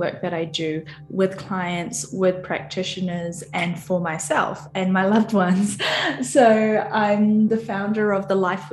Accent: New Zealand; I'm from New Zealand

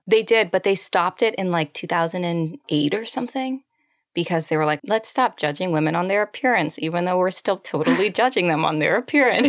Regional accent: San Antonio, Texas, United States; I'm from San Antonio

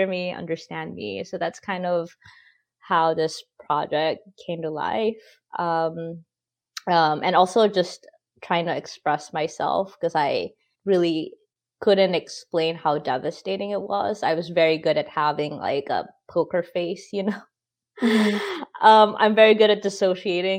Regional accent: Philippines; now in United States; I grew up in the Philippines where, you know, it's super Catholic, it's super patriarchal

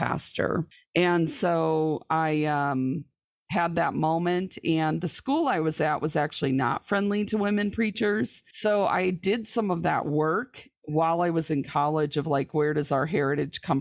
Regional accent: lower Michigan, United States; I was born and raised in the Church of the Nazarene in probably one of the more conservative parts of the church in the lower Michigan area.

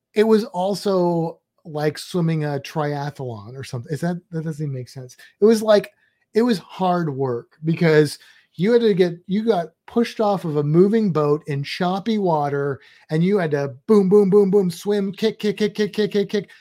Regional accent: Midwest, United States; now in Florida, United States; we're both from the Midwest

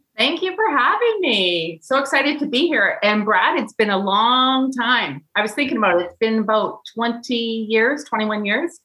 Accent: Kelowna, British Columbia, Canada; I'm from Canada.

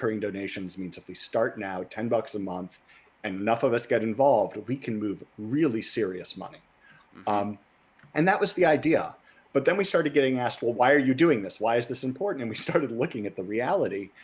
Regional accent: Missouri, United States; I grew up in Missouri, and when I was a kid, it was a blue state

